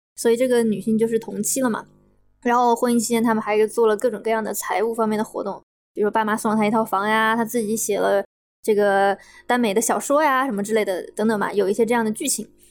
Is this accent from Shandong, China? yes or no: no; Wuhan, Hubei, China; 我是武汉人嘛